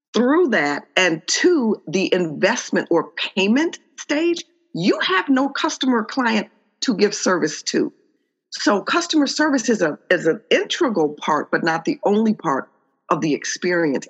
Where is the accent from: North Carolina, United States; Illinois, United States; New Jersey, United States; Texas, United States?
Illinois, United States; Chicago; I'm born and raised in Chicago